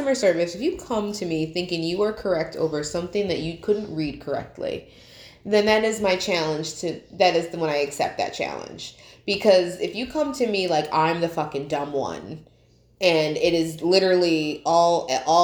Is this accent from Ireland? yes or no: no; Colonie, New York, United States; growing up in Colony